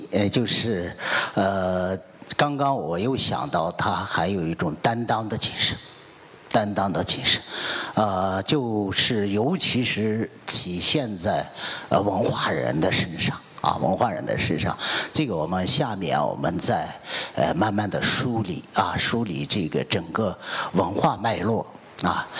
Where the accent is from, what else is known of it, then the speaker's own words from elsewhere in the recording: Guangzhou, Guangdong, China; 就是我们的万花之城，我们的花城。这个花跟人啊共生共存，可能它造就了咱们广州人的这样一种这一种精神，这种性格啊